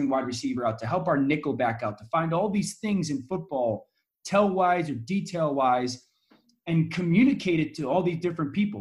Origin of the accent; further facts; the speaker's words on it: Connecticut, United States; I'm from Connecticut. ESPN is based in Connecticut. And so I'm local